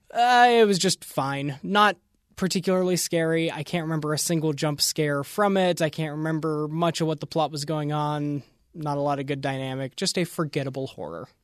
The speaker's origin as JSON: {"language": "English", "region": "Western Pennsylvania", "country": "United States", "tie": "born or raised there", "said": "growing up in Western Pennsylvania"}